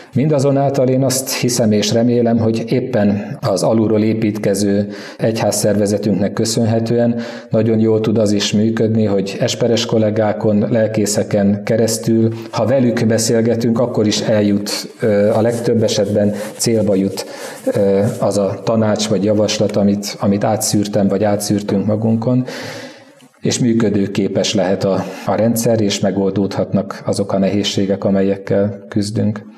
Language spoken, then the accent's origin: Hungarian; East Békés, Hungary; Kelet Békés, mert onnan származom